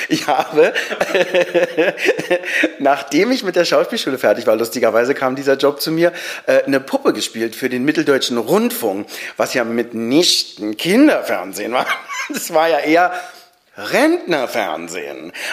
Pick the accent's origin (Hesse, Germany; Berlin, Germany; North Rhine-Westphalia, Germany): Berlin, Germany; weil ich bin in Niederschönhausen eigentlich groß geworden, bis ich zehn war. Ein wundervoller Ort, Zweifamilienhaus, äh, viel Platz, ein paar Leute, meine Familie.